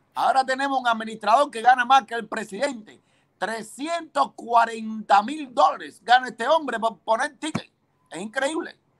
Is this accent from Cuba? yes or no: yes; Cuba; moved away as an adult; now in United States; salí de Cuba en el año 92